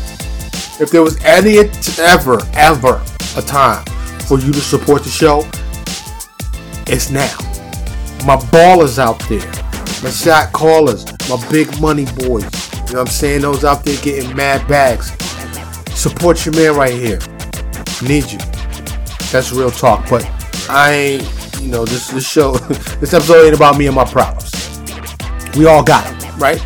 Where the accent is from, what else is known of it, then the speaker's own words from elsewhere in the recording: New York, United States; now in Dallas, United States; I grew up in New York